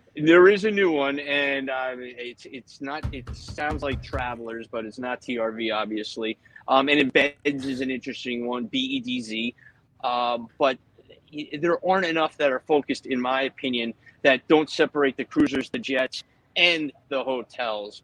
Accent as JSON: {"language": "English", "town": "Philadelphia", "region": "Pennsylvania", "country": "United States", "tie": "born or raised there", "moved": "as an adult", "lives_now": "New Jersey, United States", "said": "when I grew up in Philadelphia"}